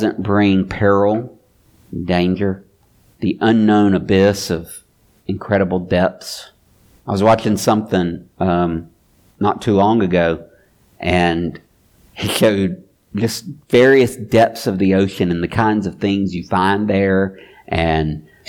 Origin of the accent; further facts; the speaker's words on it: Mobile, Alabama, United States; I'm from Mobile